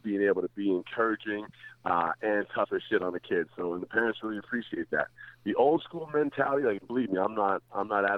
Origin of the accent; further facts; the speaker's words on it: Calgary, Alberta, Canada; also born or lived in Toronto, Ontario; I left Toronto when I was 5 years old and went to Calgary